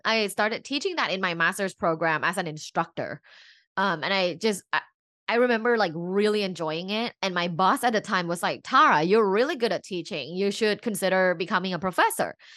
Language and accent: English; Bangkok, Thailand; now in Los Angeles, United States; I'm originally from Bangkok, and I'm an immigrant here in the U S